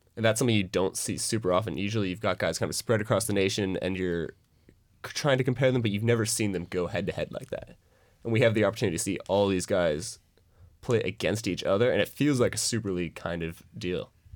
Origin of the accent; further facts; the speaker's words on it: Seattle, Washington, United States; I'm from Seattle